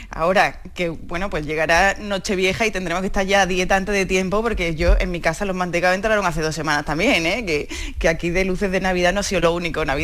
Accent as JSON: {"language": "Spanish", "town": "Seville", "region": "Andalusia", "country": "Spain", "moved": "yes", "lives_now": "Madrid, Spain", "said": "Yo, soy de Sevilla. De Sevilla. De Sevilla. Pues Exiliada en Madrid como tantos"}